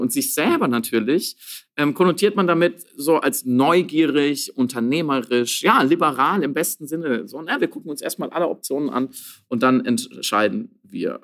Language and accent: German; Germany; bei uns in Deutschland